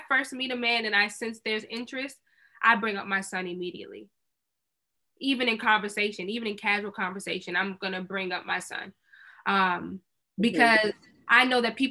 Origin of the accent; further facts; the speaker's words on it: Maryland, United States; moved away; back where I grew up in Maryland